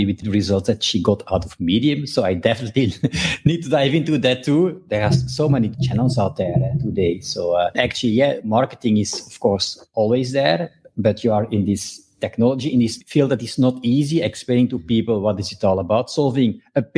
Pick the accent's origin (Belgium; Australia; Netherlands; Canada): Belgium; I'm from Belgium, actually, and French is my second language.